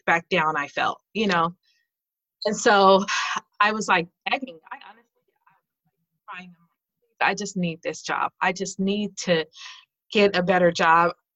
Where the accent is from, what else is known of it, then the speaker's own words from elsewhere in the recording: California, United States; also born or lived in Denver, Colorado; now in Watertown, United States; I was originally from California.